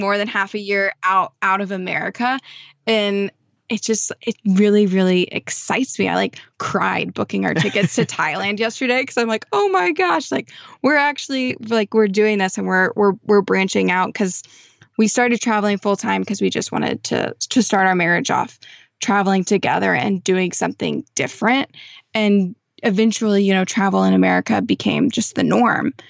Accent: Texas, United States; growing up in Texas

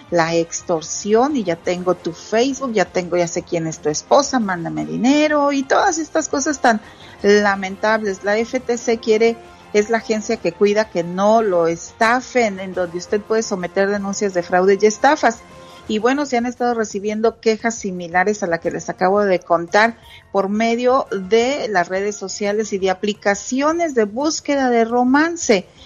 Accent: Santa Catarina, Nuevo León, Mexico; Ay, Alex, me transportaste a mi pueblito, Santa Catarina, Nuevo León, cuando había la kermés

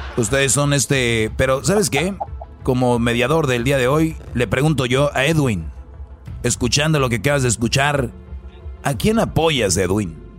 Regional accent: Jiquilpan, Michoacán, Mexico; en Jiquilpanchoco, allá en mi pueblo

